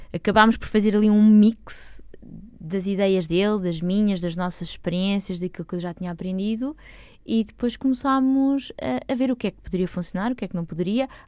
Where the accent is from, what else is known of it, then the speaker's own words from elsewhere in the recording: Lisbon, Portugal; eu sou bicho de Lisboa. Ok. De toda a vida.